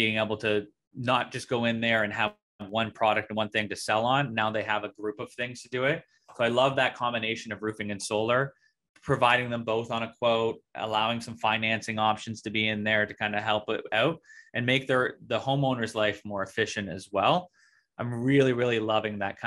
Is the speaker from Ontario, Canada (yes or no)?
yes; Ontario, Canada; I'm from Ontario, Canada.